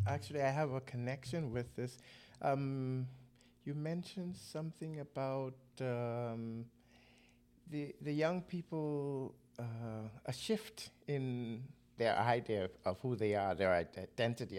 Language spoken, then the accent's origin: English; Nassau, New Providence, Bahamas; moved away as an adult; now in Denmark; growing up in the Bahamas